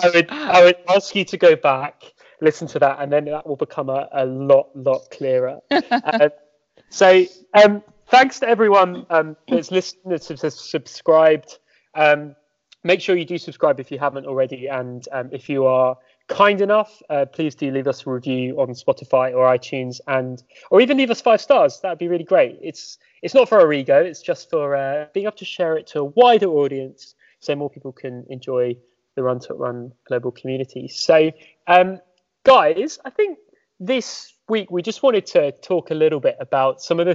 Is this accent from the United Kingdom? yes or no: yes; Sussex, South East England, United Kingdom; I'm from Sussex